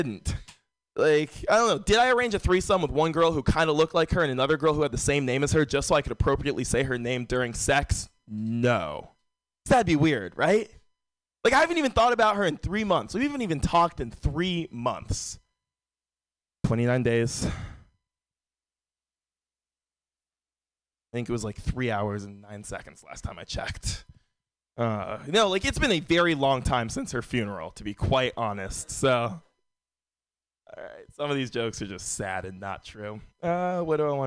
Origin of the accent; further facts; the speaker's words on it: San Francisco, California, United States; Born and raised in San Francisco